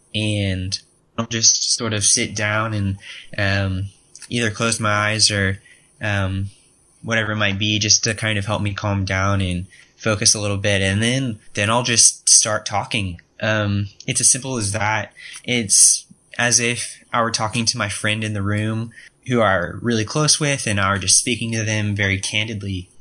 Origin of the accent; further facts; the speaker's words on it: Austin, Texas, United States; i am interning this summer in austin texas um my hometown uh 512 represent